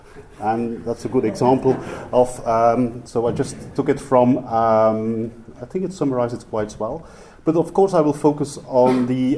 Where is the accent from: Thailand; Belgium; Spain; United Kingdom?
Belgium; Ypres, Flanders; first language Flemish; English is a second language; it was about right that finally someone from Ypres visited Cork again. Ladies and gentlemen, I won't be speaking in my mother tongue, which is Flemish.